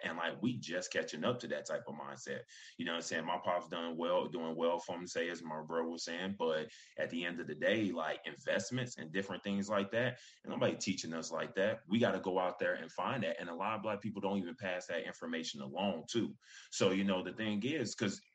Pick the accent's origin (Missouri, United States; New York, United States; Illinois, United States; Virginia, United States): Virginia, United States; Hampton; I'm back in my home state of Virginia, VA. You know what I'm saying, Hampton.